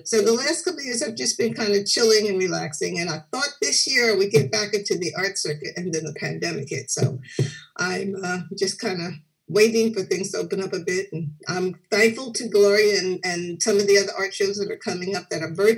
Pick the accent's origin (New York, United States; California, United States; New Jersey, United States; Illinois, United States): New Jersey, United States; New Brunswick; also born or lived in Newport News, Virginia; I mainly grew up here in New Brunswick, but I'm originally from Newport News, Virginia